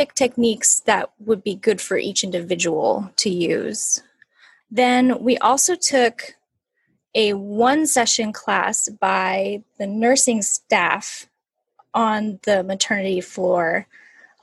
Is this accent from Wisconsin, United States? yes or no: no; California, United States; also born or lived in New York; we moved back home to California from New York